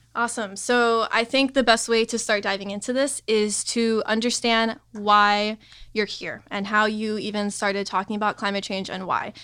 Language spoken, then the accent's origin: English; Miami, Florida, United States; growing up in Miami